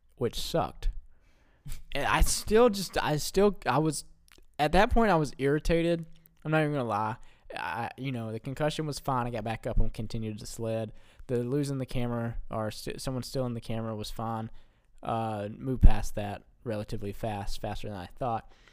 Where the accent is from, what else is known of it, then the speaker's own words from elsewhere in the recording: Alabama, United States; we're from Alabama, so we don't see snow a lot